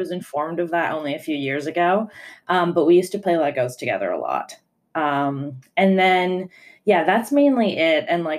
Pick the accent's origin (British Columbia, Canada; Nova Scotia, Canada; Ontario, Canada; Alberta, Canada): Ontario, Canada; Toronto; first language Italian; English is a second language; moved away as an adult; also born or lived in Lodi, Italy / Brooklyn, New York; now in Cambridge; I'm in Cambridge right now. I just got here a few days ago, but I spent quarantine in these past 6 months of craziness in Toronto, Canada, which is where I grew up.